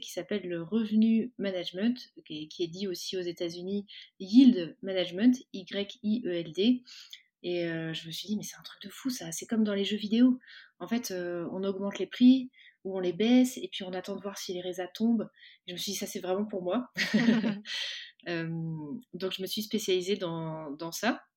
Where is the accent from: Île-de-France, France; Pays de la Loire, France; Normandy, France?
Pays de la Loire, France; Cholet; je suis originaire de l'ouest de la France, originaire de, Cholet